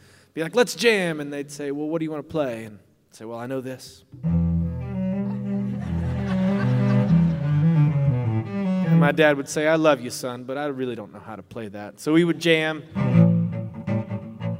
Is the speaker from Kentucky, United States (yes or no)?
yes; Kentucky, United States; Growing up in Kentucky, I started playing the cello when I was 9 years old in public schools.